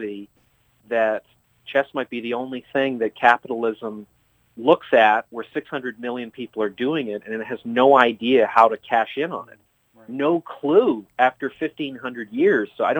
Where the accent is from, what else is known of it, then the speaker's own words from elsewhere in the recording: Vancouver, British Columbia, Canada; moved away as an adult; now in New York, United States; where I grew up in Vancouver